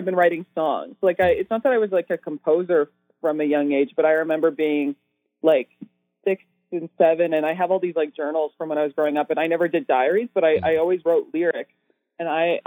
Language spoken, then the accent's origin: English; Edmonton, Alberta, Canada; also born or lived in Toronto; I'm from Edmonton, and most of the time I'm in Edmonton, but I've been living in Toronto kind of part time this year